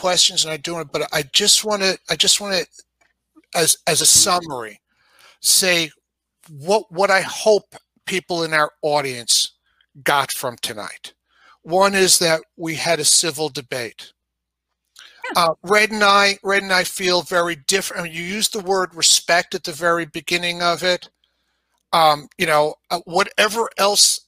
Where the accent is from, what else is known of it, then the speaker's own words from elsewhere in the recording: New York, United States; accent: New York; moved away; I'm from New York originally. You know, you can certainly hear my New York accent when I say certain words